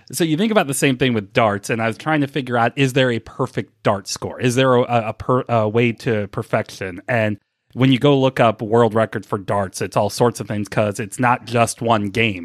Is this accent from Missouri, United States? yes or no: yes; St. Louis, Missouri, United States; moved away as an adult; also born or lived in Milwaukee; now in Cincinnati, United States; I grew up in Saint Louis. I moved away in two, at the end of two thousand four